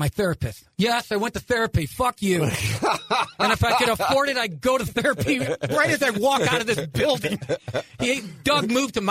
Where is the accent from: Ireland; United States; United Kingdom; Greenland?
Ireland; And, you know, I'm Irish.